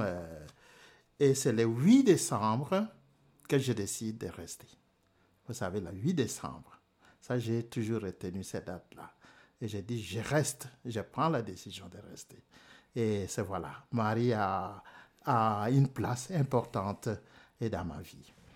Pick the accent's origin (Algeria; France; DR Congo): DR Congo; moved away as an adult; also born or lived in Rome, Italy; chez moi au Congo.